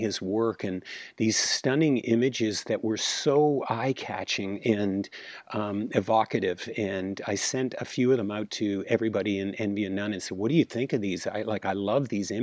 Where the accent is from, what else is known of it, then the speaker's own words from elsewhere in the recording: Toronto, Ontario, Canada; growing up in Toronto, Canada